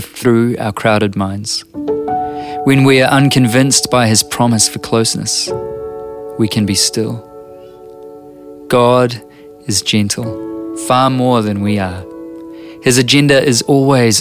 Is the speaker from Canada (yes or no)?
no; New Zealand